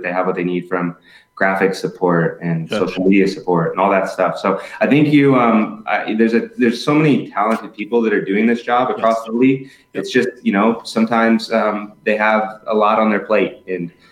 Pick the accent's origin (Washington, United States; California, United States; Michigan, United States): California, United States; Southern; now in Tampa, United States; I'm originally from Southern California